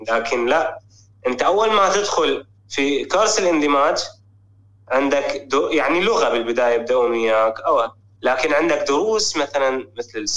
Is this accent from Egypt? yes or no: no; Iraq; now in Germany; أنا أنا من العراق أنا يعني أتيت لألمانيا أنا وعائلتي